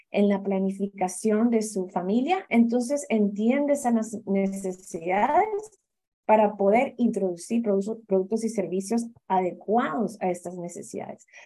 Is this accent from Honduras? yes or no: yes; Honduras; also born or lived in Cuba; yo soy hondureña cubana, entonces tengo una mezcla interesante, pero muy eh, basada en esa migración, ¿no?